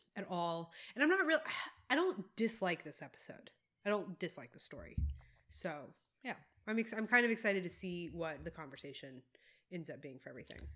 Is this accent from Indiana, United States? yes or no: no; South Carolina, United States; moved away; also born or lived in Tennessee / Texas; I grew up in South Carolina, but I did a lot of time in, in Tennessee